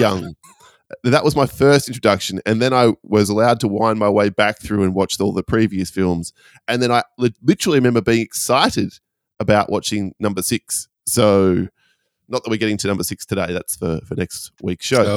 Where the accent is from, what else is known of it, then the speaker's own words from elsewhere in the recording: Perth, Western Australia, Australia; my hometown of Perth